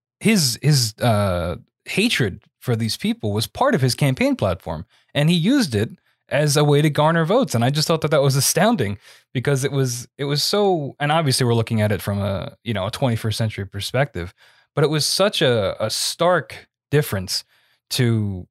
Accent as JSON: {"language": "English", "town": "Gloucester Township", "region": "New Jersey", "country": "United States", "tie": "born or raised there", "said": "I lived in South Jersey my whole life. I'm from Gloucester Township"}